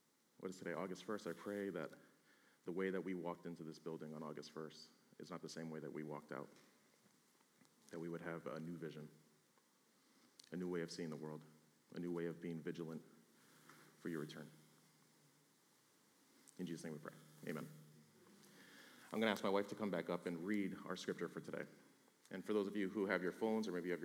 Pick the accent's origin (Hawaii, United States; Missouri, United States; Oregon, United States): Hawaii, United States; Honolulu; moved away; I'm from Honolulu, Hawaii